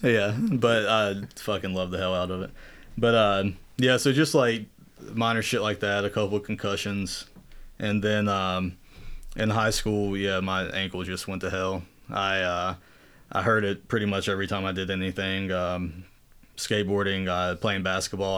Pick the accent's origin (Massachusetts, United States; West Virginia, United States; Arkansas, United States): West Virginia, United States; Southern; moved away as an adult; also born or lived in Maryland / West Palm Beach, Florida; up to Southern West Virginia when I was two or three, you know, too young to remember. And that's where I, I was raised, uh, until I went to college.